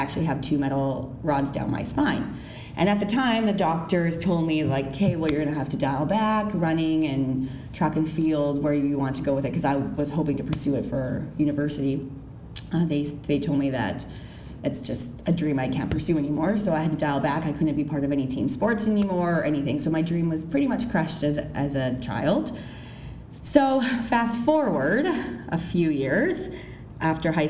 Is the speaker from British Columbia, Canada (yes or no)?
yes; Kelowna, British Columbia, Canada; moved away as an adult; now in Ottawa, Canada; I am actually from Kelowna, BC. I moved out to Ottawa 2 years ago